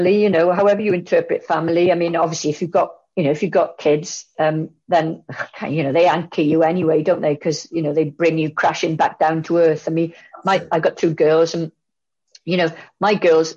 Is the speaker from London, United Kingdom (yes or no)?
no; Bridgend, Wales, United Kingdom; my family are from Maesteg and I grew up in Bridgend